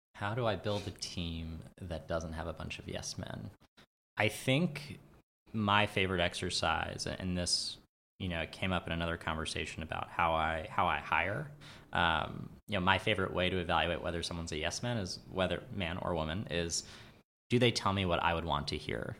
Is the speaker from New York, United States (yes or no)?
yes; New York City, New York, United States; I'm from New York. I'm from Queens.